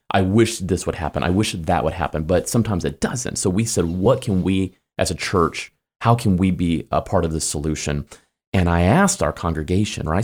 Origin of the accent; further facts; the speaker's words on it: Kansas City, United States; moved away as an adult; also born or lived in Springfield, Missouri / Phoenix / Chicago; now in Kentucky, United States; I'm from Kansas City